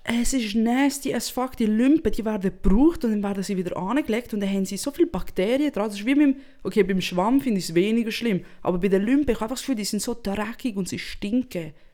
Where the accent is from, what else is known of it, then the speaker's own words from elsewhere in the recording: Italy; now in Switzerland; als Italienerin